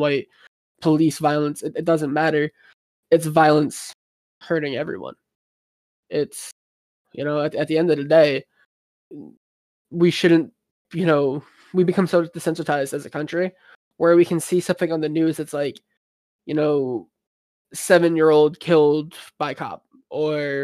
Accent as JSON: {"language": "English", "country": "United States"}